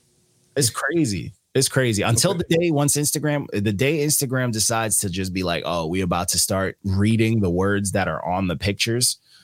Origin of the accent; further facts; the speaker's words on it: Elmont, New York, United States; I'm from in Long Island. I'm from Elmont. Elmont's attached to Queens, but it's not Queens.